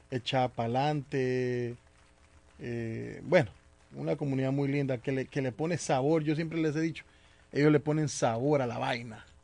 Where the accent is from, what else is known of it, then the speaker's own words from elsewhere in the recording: Colombia; now in Boston, United States; dicen ahí en mi tierra, Colombia también.